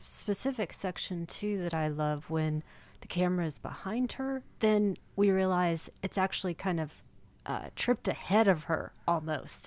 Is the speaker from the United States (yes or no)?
yes; United States; as an American